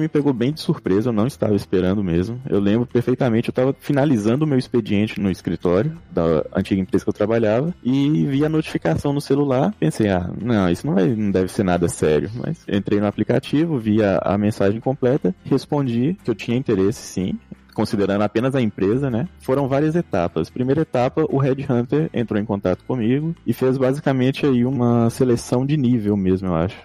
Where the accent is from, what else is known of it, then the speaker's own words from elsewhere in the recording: Montes Claros, Minas Gerais, Brazil; moved away as an adult; also born or lived in Belo Horizonte, Brazil / Guadalajara, Mexico; now in Monterrey, Mexico; eu sou de Montes Claros, norte de Minas Gerais.